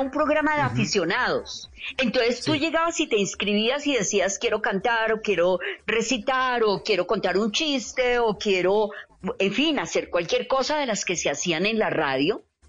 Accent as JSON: {"language": "Spanish", "town": "Medellín", "region": "Antioquia", "country": "Colombia", "tie": "born or raised there", "also_born_or_lived": "Bogotá", "moved": "yes", "said": "yo soy paisa, vivíamos en Medellín"}